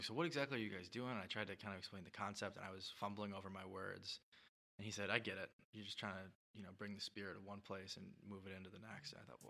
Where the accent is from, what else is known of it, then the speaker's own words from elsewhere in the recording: Grand Rapids, Michigan, United States; So I was a kid. I was from Grand Rapids, so we went to Griffin's games a lot.